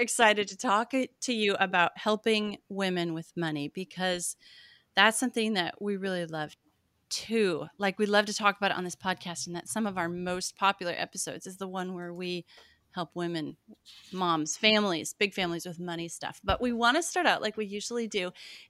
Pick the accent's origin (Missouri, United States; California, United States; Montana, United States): Montana, United States; moved away; I'm from Montana.